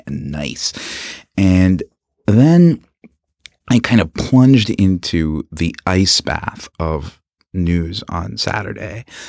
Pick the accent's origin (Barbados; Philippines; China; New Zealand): Philippines; now in Canada; I am an immigrant from the Philippines